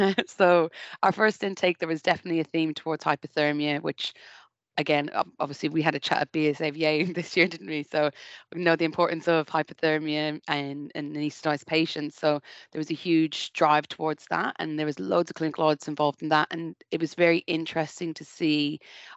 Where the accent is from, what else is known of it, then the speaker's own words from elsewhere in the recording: Ireland; now in United Kingdom; I'm Irish